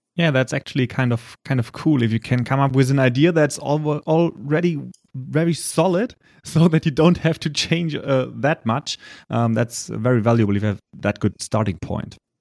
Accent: Germany; accent: German; English is a second language; my poor English skills and my German accent

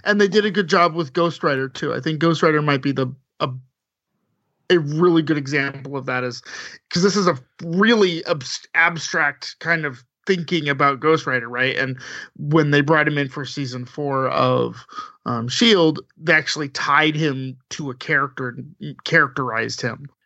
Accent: Southern California, United States; I am from Southern California. I've lived there a long time, too.

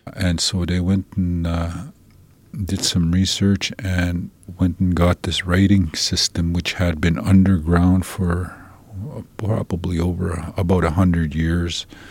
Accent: Saddle Lake, Alberta, Canada; also born or lived in St. Paul, Alberta; now in Edmonton, Canada; I come from uh, I come from Saddle Lake

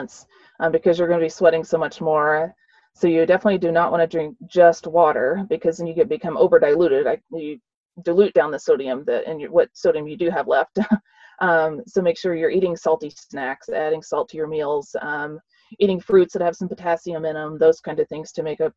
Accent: the South, United States; I grew up in the South

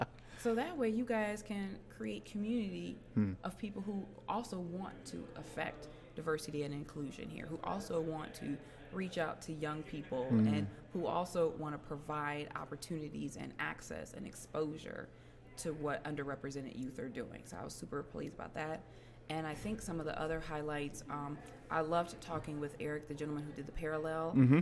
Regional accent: Cleveland, Ohio, United States; Cleveland, Ohio.

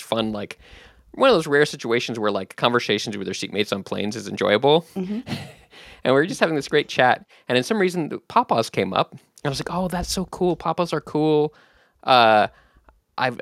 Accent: West Coast, United States; moved away as an adult; also born or lived in Switzerland / Washington, D.C.; I'm mostly from the West Coast

